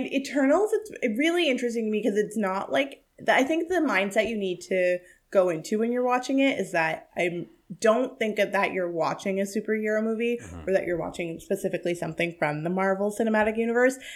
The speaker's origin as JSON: {"language": "English", "country": "India", "said": "I, look, I'm Indian. That's my life."}